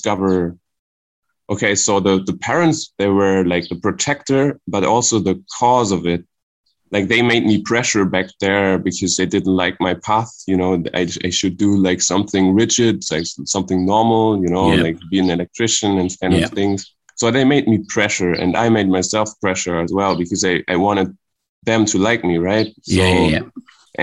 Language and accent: English; Germany near Frankfurt, Hesse, Germany; I'm from Germany near Frankfurt.